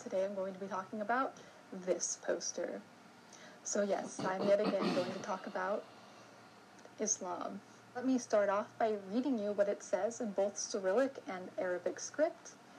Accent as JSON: {"language": "English", "country": "United States", "tie": "born or raised there", "said": "Myself, growing up in the United States"}